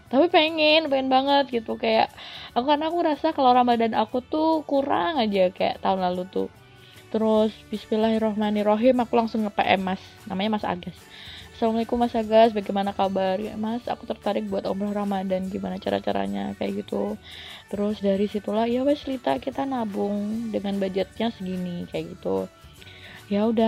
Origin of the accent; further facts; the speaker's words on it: Bojonegoro, East Java, Indonesia; kebetulan kan aku asli Bojonegoro Jawa Timur dan aku ikut organisasi kepemudaan di Jawa Timur